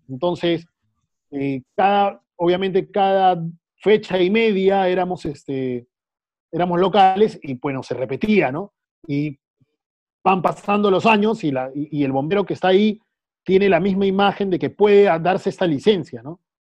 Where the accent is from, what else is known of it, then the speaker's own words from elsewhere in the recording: Callao, Peru; soy orgulloso y feliz de ser del Callao